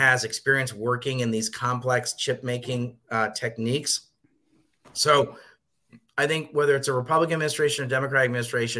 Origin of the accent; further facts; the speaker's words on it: United States; as an American